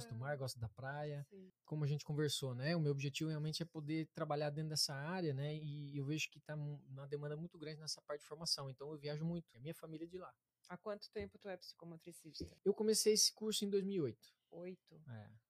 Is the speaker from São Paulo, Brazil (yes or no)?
no; Harmonia, Paraná, Brazil; also born or lived in Curitiba; Então, é, também não. não. Eu sou do interior do Paraná